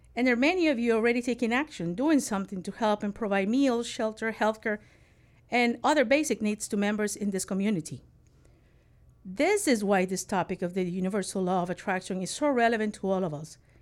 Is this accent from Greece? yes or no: no; Nicaragua; growing up in Nicaragua